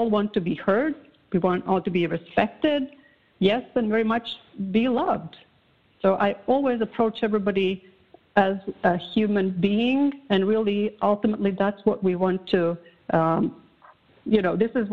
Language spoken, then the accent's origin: English; Latvia; English is a second language; moved away as an adult; now in The Woodlands, United States; I was growing up in Soviet Union